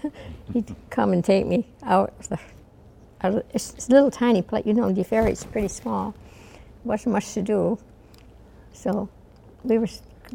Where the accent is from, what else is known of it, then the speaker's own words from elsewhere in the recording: Lyons Falls, New York, United States; moved away as an adult; also born or lived in Deferiet, New York; I was from Lyons Falls, so I had to live with somebody, with a family